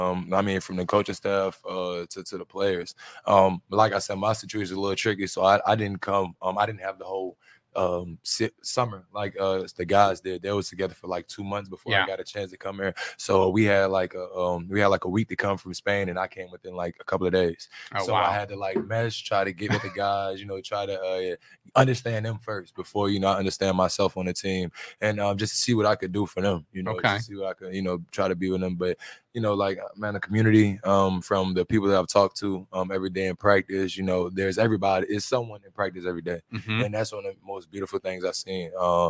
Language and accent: English; New Orleans, Louisiana, United States; So, I mean, I came from New Orleans. I went to Murray.